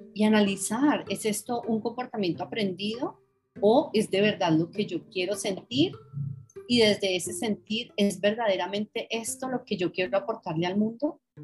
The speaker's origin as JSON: {"language": "Spanish", "country": "Colombia", "also_born_or_lived": "London", "moved": "as an adult", "said": "yo viví en Londres 26 años y recién llegada yo, yo siempre decía, yo soy colombiana"}